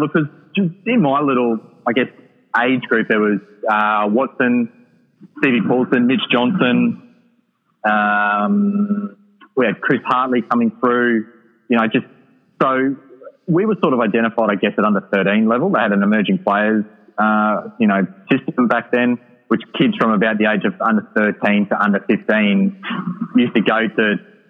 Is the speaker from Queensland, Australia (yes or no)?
yes; Kingaroy, Queensland, Australia; also born or lived in Hervey Bay; I was from Kingaroy at the time